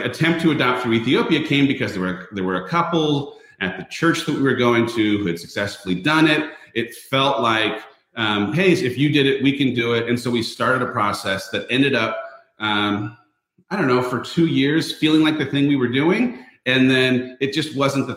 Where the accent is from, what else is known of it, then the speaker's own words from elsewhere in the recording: Southern California, United States; I, as a person who was born and raised in a super homogenous community. I grew up in Southern California in a town where everyone looked the same